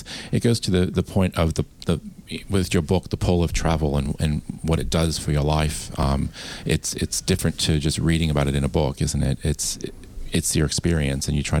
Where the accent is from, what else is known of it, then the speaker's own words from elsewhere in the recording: New York, United States; now in Australia; I'm from New York, so I know what it's like to drive in New York